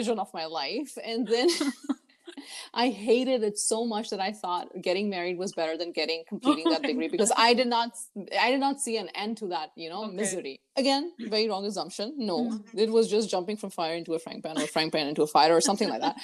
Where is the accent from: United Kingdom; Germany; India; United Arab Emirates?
United Arab Emirates; moved away as an adult; also born or lived in Lahore, Pakistan; I was born, brought up in United Arab Emirates. I did my 12th grade until there